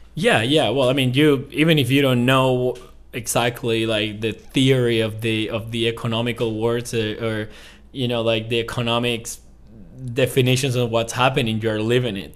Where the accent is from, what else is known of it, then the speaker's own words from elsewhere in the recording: Venezuela; English is a second language; moved away as an adult; also born or lived in Ecuador; I was actually just pretty much running away from Venezuela. Um, I graduated college in two thousand seventeen. Um, and I, in that, that moment, I left the country